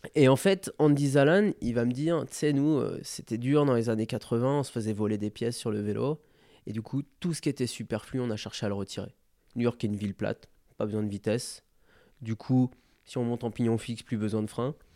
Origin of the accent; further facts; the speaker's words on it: France; Je suis français